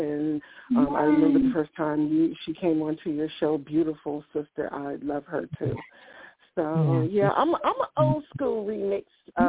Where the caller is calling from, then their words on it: Ohio, United States; I am calling from Ohio.